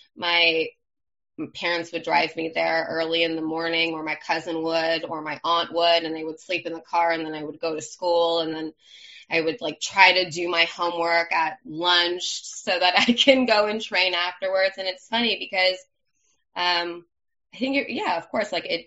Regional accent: Los Angeles, California, United States; accent: Valley girl; I'm from Los Angeles, from the San Fernando Valley. Grew up here my whole life

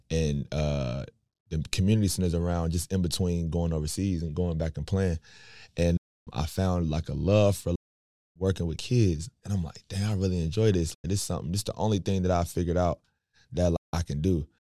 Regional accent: Raleigh, North Carolina, United States; We grew up in Washington Terrace on the south side

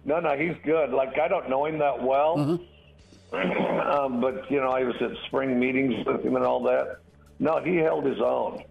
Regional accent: Wyoming, United States; moved away; I'm from Wyoming, went back to Wyoming for the 4th of July

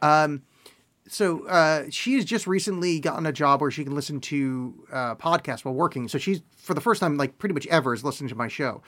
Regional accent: East Coast, United States; now in Portland, United States; I grew up on the East Coast where there was white Christmases

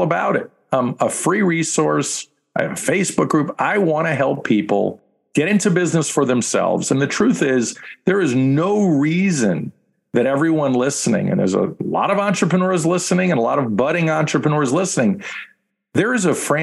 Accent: New York, United States; I'm a guy from New York

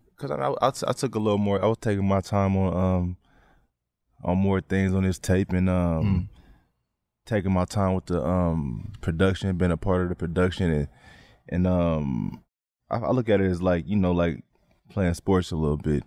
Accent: San Francisco, California, United States; we come from Hunters Point

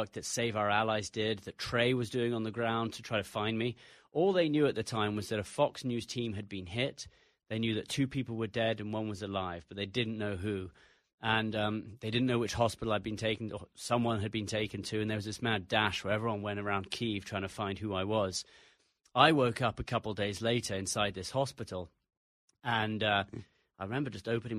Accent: England, United Kingdom; accent: English; also born or lived in United States; Despite the English accent, I'm an American.

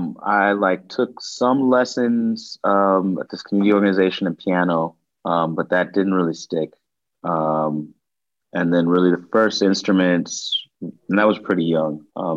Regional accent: Chicago, Illinois, United States; I grew up in Rogers Park, where I live now, like literally down the street from where I grew up. And it's like the furthest north neighborhood in the city.

